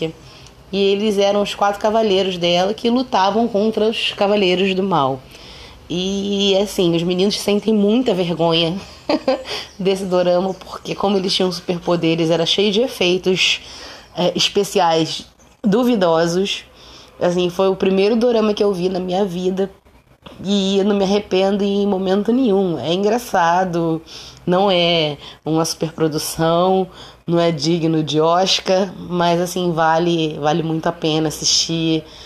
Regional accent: Rio de Janeiro, Brazil; Eu sou carioca

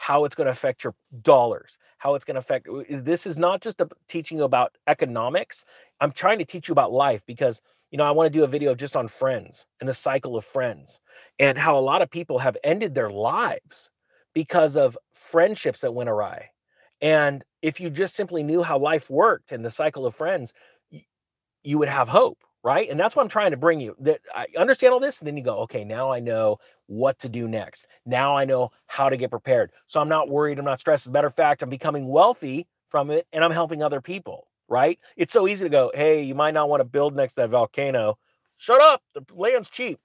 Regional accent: California, United States; We had so much flooding in my hometown back then

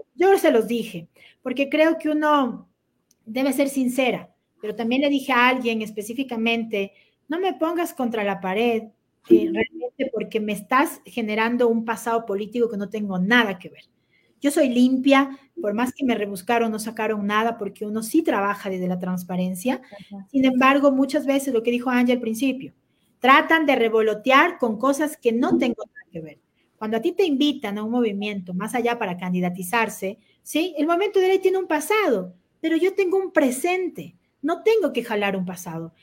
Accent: Quito, Pichincha, Ecuador; soy quiteña, no venezolana, ni cuencana

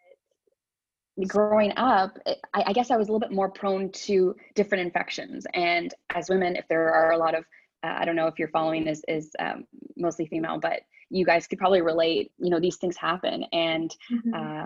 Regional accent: Ottawa, Ontario, Canada; I am from Ottawa, born and raised here, went to school here, Ottawa U

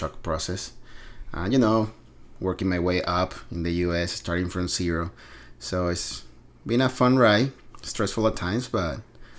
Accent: Venezuela; moved away as an adult; now in United States; Well, I was born and raised in Venezuela. It's a little country in South America. Beautiful country that I love. I basically grew up there, spent almost 30 years of my life there.

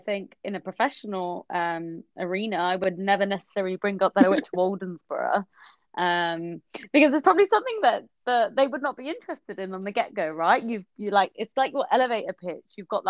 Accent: West Bromwich, West Midlands, United Kingdom; accent: Black Country; to be honest, I did used to have a really thick Black Country accent. But I'm 26, and yeah, I'm from West Brom.

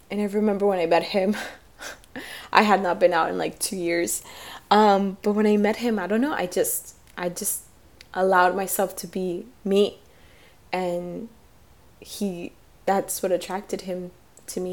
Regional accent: Miami, Florida, United States; I'm from Miami

